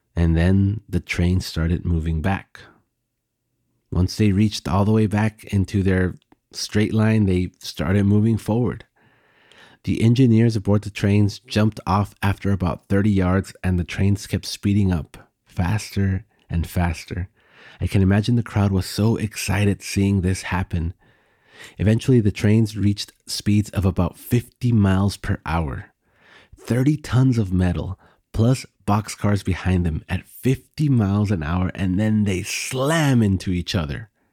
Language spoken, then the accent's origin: English; Texas, United States; my home state of Texas